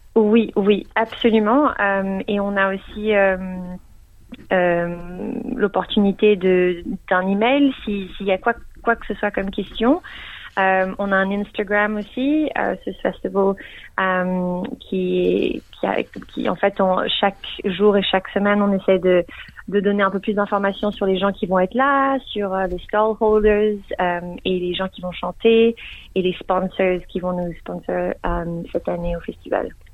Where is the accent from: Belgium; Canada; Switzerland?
Switzerland; Geneva; now in Melbourne, Australia; je viens de Genève, donc euh, je parle français